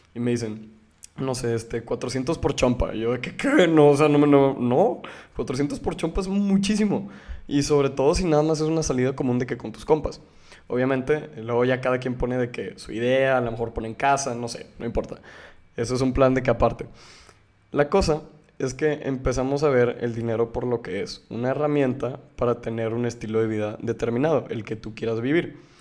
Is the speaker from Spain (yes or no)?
no; Mexico; Como mexicanos